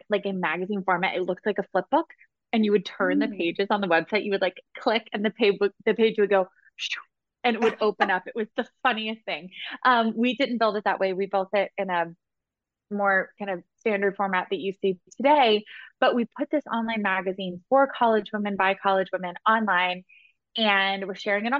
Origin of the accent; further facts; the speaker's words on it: Asheville, North Carolina, United States; moved away as an adult; also born or lived in Cambridge, Massachusetts; now in Atlanta, United States; I'm from Western North Carolina. So from Asheville, it's in the mountains in the western part of the state